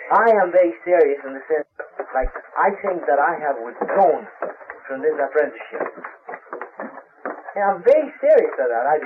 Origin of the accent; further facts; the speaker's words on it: Brazil; moved away; I'm from Brazil. I was born in Brazil.